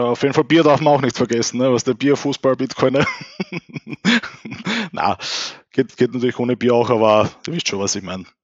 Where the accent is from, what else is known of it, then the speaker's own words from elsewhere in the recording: Austria; bei uns in Österreich